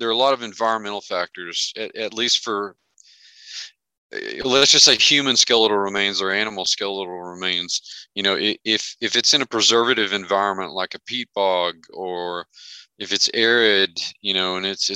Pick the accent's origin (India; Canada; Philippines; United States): United States; Merkel, Texas; moved away as an adult; I came back to Merkel was not just because it's my hometown and I love it